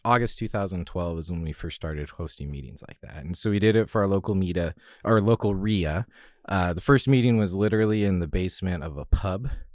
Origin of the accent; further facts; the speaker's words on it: Salem, Oregon, United States; I grew up in Salem outside of Portland